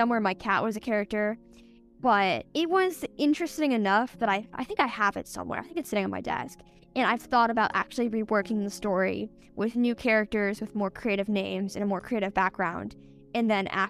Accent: Los Angeles, California, United States; now in San Diego, United States; I grew up in Los Angeles. I lived there for 11 years, and then I moved to San Diego right before sixth grade started

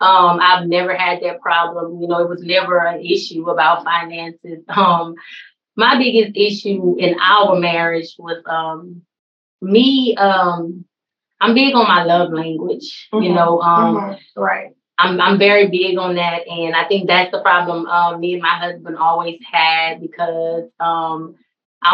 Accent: Rainier, Louisiana, United States; I'm from Rainier, Louisiana

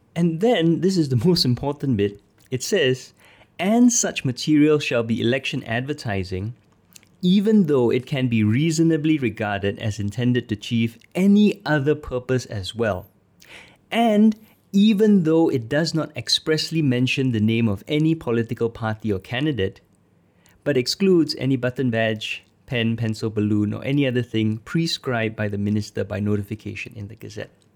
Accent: Singapore; as a Singaporean

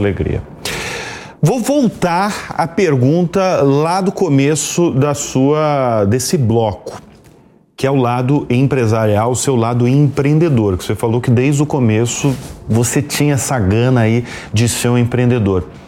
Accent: Santa Catarina, Brazil; Eu sou catarinense

